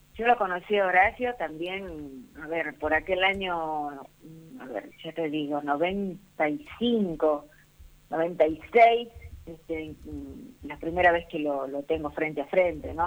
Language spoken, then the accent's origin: Spanish; Rosario de la Frontera, Salta, Argentina; acá, en, Rosario de la Frontera, en mi pueblo, y ahí, me bautizaron, digamos, a temprana edad